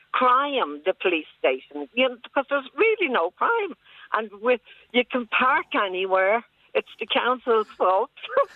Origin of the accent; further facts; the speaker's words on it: Dublin, Leinster, Ireland; moved away as an adult; now in Isle of Bute, United Kingdom; I'm from Dublin, Ireland.